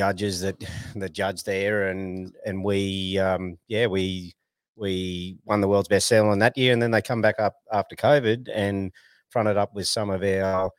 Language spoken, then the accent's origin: English; Australia; moved away as an adult; also born or lived in Taroom; I grew up on Doonside